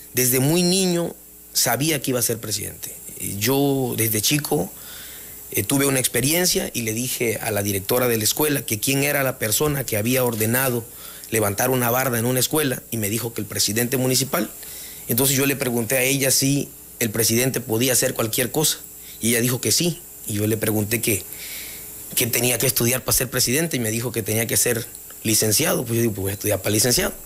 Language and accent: Spanish; Jonuta, Tabasco, Mexico; mi deseo es cambiarle la imagen a mi, a mi pueblo